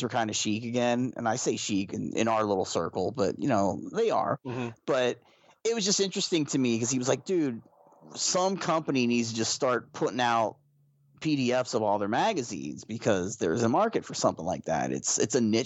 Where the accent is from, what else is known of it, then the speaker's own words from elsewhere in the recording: Shamokin, Pennsylvania, United States; I'm a kid from Shamokin